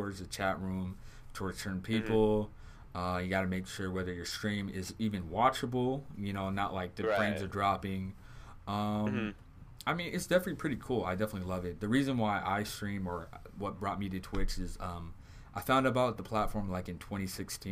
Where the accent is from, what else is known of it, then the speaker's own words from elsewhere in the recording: Southern California, United States; I'm from Southern California